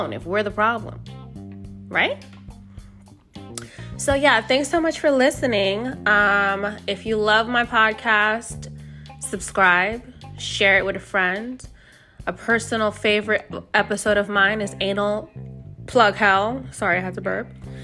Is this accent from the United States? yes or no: yes; United States; I'm fucking American. I barely speak Spanish